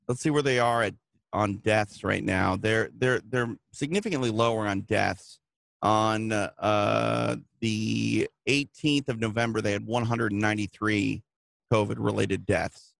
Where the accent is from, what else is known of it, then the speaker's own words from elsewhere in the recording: Midwest, United States; moved away; I'm from the Midwest